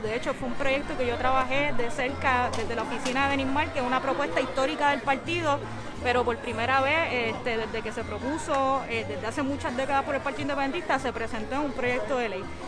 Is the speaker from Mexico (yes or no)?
no; Puerto Rico